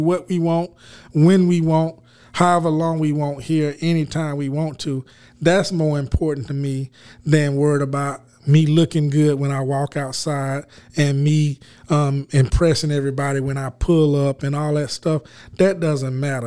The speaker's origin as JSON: {"language": "English", "country": "United States", "accent": "country", "moved": "yes", "lives_now": "Los Angeles, United States", "said": "I got out here to L A with my country accent"}